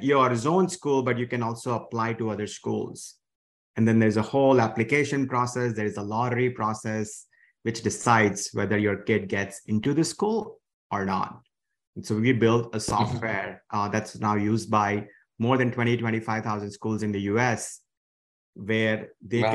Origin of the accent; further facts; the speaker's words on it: India; moved away as an adult; now in United States; I grew up in India.